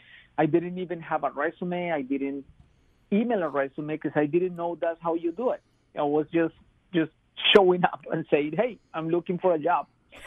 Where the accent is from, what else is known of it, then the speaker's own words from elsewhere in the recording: Bogotá, Colombia; moved away as an adult; now in Charlotte, United States; I come from Colombia, from Bogota, which is a city with 10 million people. It's massive. It's huge. It's like New York City. It's very fast, dynamic. It's very dense.